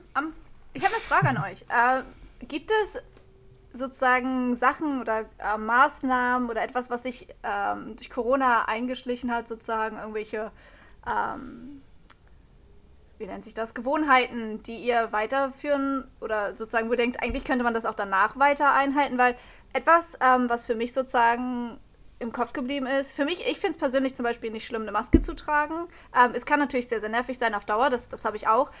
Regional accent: Germany; bei uns in Deutschland

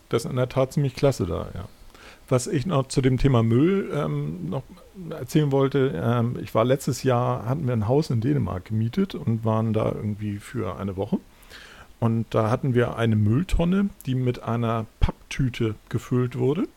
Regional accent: Hamburg, Germany; in der Ecke, wo ich aufgewachsen bin, in Hamm

